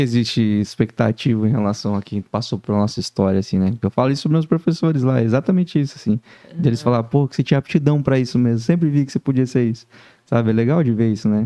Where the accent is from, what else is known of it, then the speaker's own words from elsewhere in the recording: Laranjeiras do Sul, Paraná, Brazil; moved away as an adult; nascido e criado em Laranjeiras do Sul, interior do Paraná